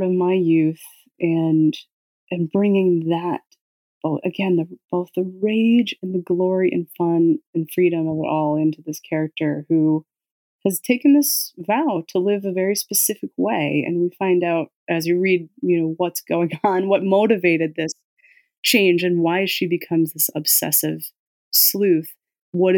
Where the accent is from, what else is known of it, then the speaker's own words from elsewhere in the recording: Scranton, Pennsylvania, United States; I grew up in Scranton, Pennsylvania, which is a scrappy town